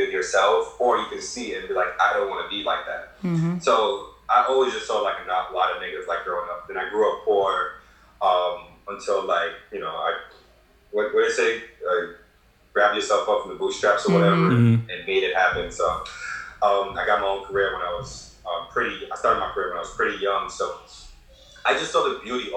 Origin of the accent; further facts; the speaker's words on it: Kingston, Jamaica; I was born in Jamaica. I was born in like the ghetto of like Kingston, like a terrible part of Kingston. So I was really bad growing up